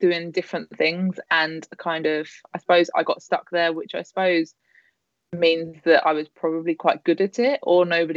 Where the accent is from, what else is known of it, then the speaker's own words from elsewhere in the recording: London, United Kingdom; I was from Fulham, supported Fulham, and played for like junior black and whites.